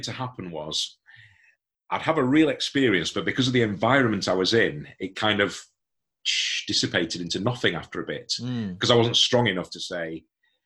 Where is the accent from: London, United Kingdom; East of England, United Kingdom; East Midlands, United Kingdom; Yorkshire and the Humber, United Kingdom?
Yorkshire and the Humber, United Kingdom; Hemsworth; When I left university, I came to my home, back to my hometown, and got involved in a small community church